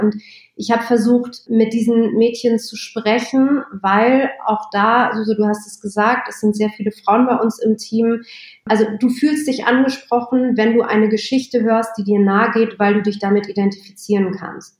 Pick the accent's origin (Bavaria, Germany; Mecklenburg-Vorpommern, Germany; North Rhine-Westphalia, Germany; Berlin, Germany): Berlin, Germany; Ich bin in Westberlin groß geworden